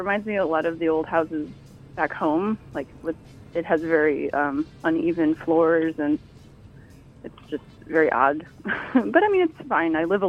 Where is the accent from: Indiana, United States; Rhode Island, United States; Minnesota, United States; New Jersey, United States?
Indiana, United States; Bloomington; now in Newark, United States; Well, I'm originally from Bloomington, Indiana, but yeah, I live in Newark.